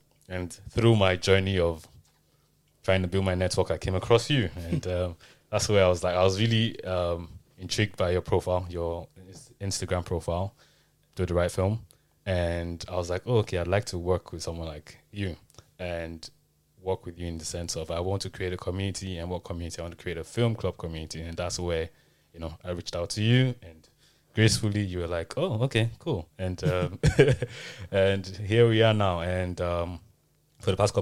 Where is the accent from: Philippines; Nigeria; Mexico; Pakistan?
Nigeria; moved away as an adult; now in United Kingdom; I'm also Nigerian. My journey is from Nigeria. I came into the UK to study, and now I live and work here.